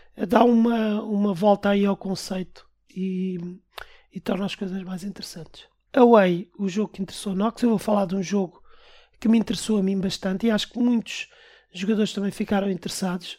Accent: Portugal; Nós somos portugueses

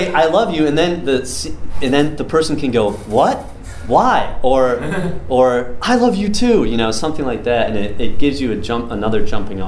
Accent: Northern Michigan, United States; I grew up in Northern Michigan, didn't know anything else about it.

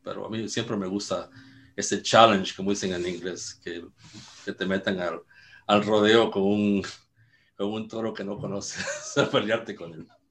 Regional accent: Mexico; moved away; aunque soy mexicano

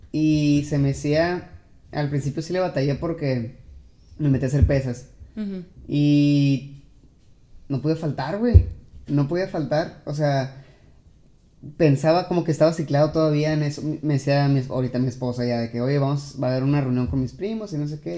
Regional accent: Mexico; soy el único mexicano

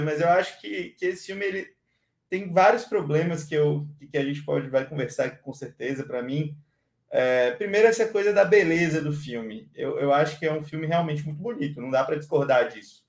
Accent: Bahia, Brazil; sou baiano com muito orgulho

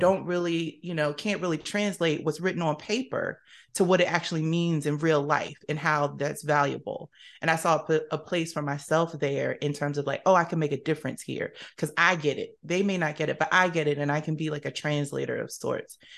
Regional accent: Camden, New Jersey, United States; now in Washington, D.C. area, United States; originally from Camden, New Jersey, shout out to my Jersey folks

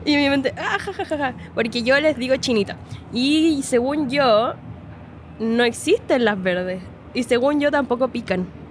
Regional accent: Linares, Maule, Chile; moved away as an adult; now in Santiago, Chile; yo soy de Linares, po. O sea, miren, yo nací en Santiago, en la comuna de Providencia. Y después me fui a vivir a Linares porque mi padre es de allá

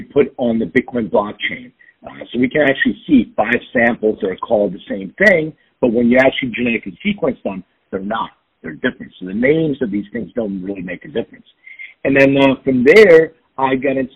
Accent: Philadelphia, Pennsylvania, United States; moved away as an adult; now in Los Angeles, United States; I'm from Philadelphia, and it brought me

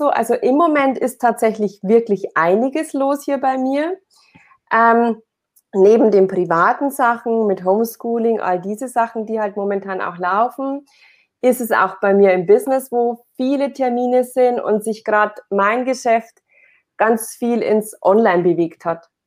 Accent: Amberg, Bavaria, Germany; ähm, ich komme aus Amberg. Das ist ein kleiner, kleiner Ort, eine Kleinstadt in der Oberpfalz in Bayern.

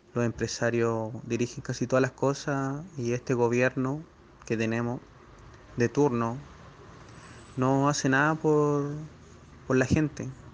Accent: Chile; soy chileno

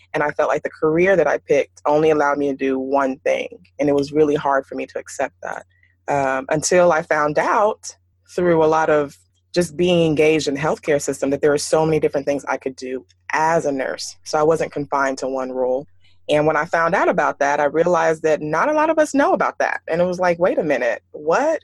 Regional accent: Houston, Texas, United States; growing up in Houston, and it's a predominantly Nigerian community there, uh, where I grew up at least

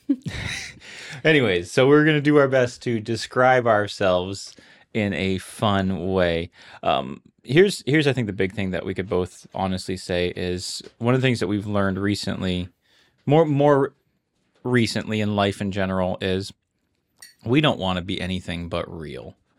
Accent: Honolulu, Hawaii, United States; I was born and raised here in Honolulu, Hawaii.

